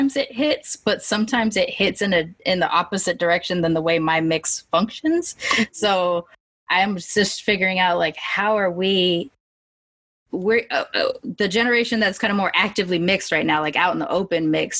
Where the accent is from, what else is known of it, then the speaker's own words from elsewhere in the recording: Long Beach, California, United States; I grew up in Long Beach during the LA riots